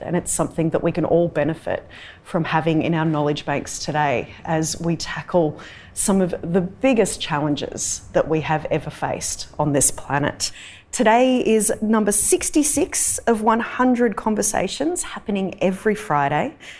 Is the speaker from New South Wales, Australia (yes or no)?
yes; Darug and Gundungurra country, New South Wales, Australia; I'm a Wiradjuri woman, but I was born and raised on Darug and Gundagarra country